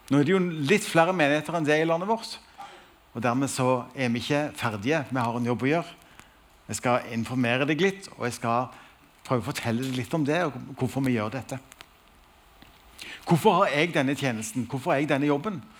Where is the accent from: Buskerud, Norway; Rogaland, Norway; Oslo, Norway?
Rogaland, Norway; Stavanger; Jeg er fra Stavanger og har altså gleden av å være nasjonal leder i Alfa Norge.